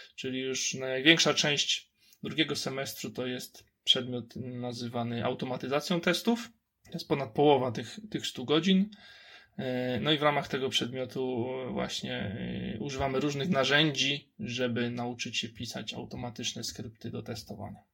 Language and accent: Polish; Kraków, Lesser Poland, Poland; jestem z Krakowa